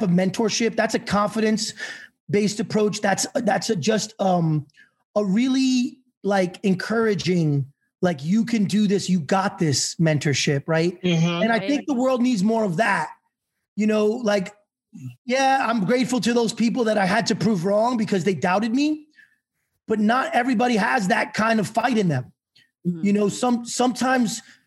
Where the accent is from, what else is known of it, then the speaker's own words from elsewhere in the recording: New York City, New York, United States; I grew up in New York City in the late 80s